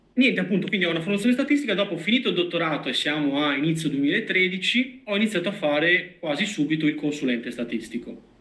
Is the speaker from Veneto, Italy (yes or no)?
yes; Vicenza, Veneto, Italy; io sono di Vicenza quindi ho Padova qua vicino